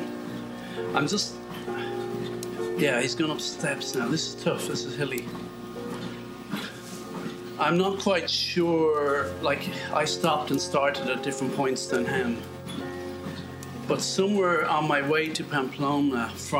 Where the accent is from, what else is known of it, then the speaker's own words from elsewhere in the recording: Ireland; moved away; also born or lived in British Columbia; being Irish